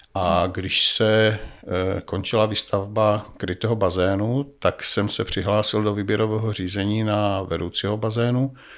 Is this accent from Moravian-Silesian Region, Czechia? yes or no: yes; Nový Jičín, Moravian-Silesian Region, Czechia; also born or lived in Brno / Kopřivnice; Já jsem rodilý Brňák, ale eh, žil jsem celé své mládí v Novém Jičíně.